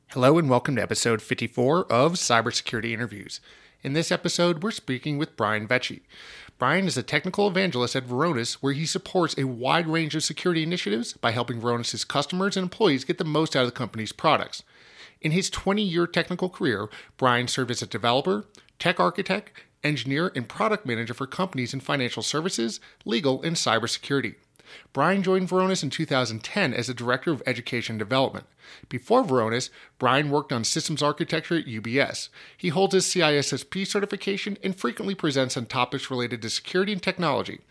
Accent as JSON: {"language": "English", "region": "New York area", "country": "United States", "tie": "born or raised there", "moved": "yes", "said": "my old hometown of, of New York area"}